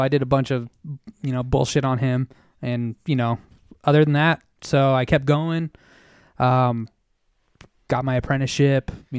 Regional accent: Reno, Nevada, United States; So yeah, I'm from East Sparks, but born and raised in Reno. I'm Reno through and through. I love this city.

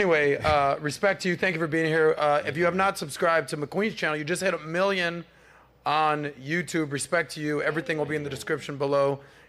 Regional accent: Miami, Florida, United States; born and raised in Miami, been here my whole life.

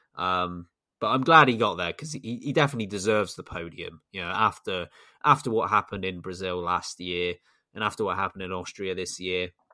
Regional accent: United Kingdom; as a Brit

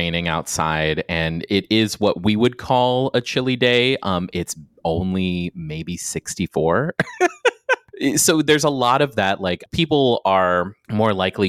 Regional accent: Guam; moved away; I'm from Guam. I'm from an island

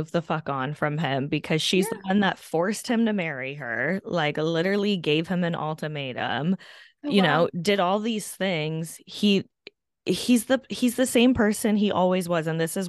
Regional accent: Kentucky, United States; I'm a hillbilly from Kentucky.

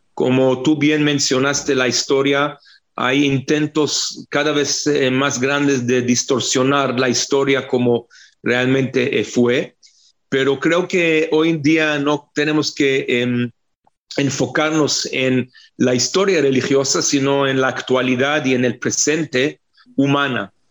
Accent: Israel; israelíes no somos latinos

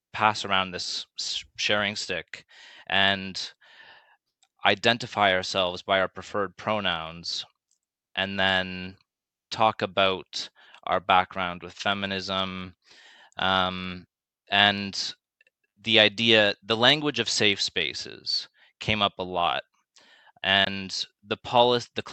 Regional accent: Canada; growing up in Canada

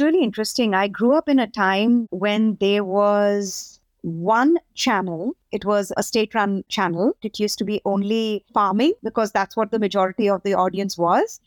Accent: India; now in Nashville, United States; growing up in India at that time

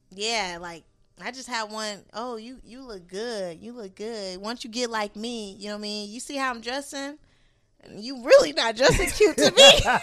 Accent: West Coast, United States; I'm I'm from West Coast. I already know the game. It's in my blood, okay?

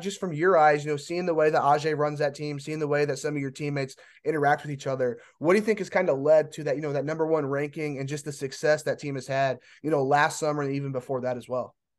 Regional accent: Indiana, United States; I'm from Indiana

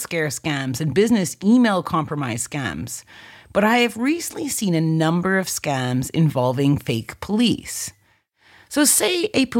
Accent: Canada; my home country of Canada

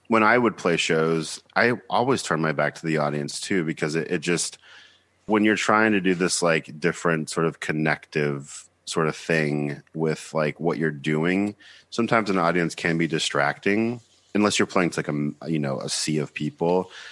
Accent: Georgia, United States; moved away as an adult; also born or lived in Nashville, Tennessee / Seattle, Washington; now in New York, United States; I'm from Beaufort, Georgia, which is about thirty-five miles north of Atlanta

